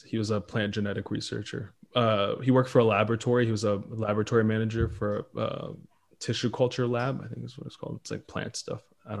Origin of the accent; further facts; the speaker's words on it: Israel; born there; No, I was born in Israel, and my parents were born in Ethiopia.